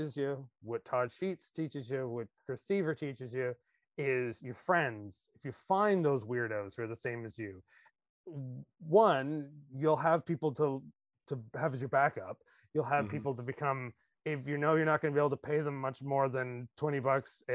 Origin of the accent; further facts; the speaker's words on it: Canada; as a Canadian